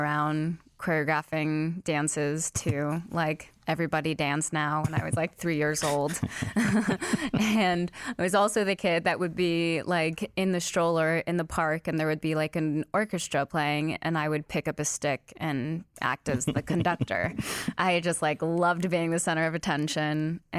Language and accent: English; California, United States; also born or lived in Salinas; I was born in Salinas, California. Mm-hmm. I moved around a ton growing up, so I didn't stay in any place too long, mm-hmm. but always California.